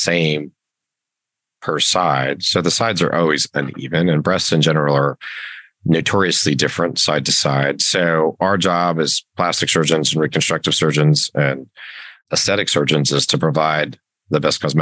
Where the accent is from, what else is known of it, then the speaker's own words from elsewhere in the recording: Las Vegas, Nevada, United States; born and raised in Las Vegas, and did my medical school between Reno and Las Vegas